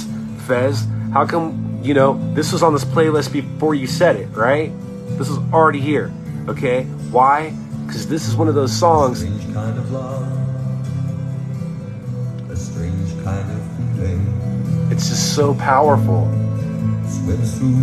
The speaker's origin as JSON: {"language": "English", "area": "Orange County", "region": "Southern California", "country": "United States", "tie": "born or raised there", "said": "growing up in Orange County"}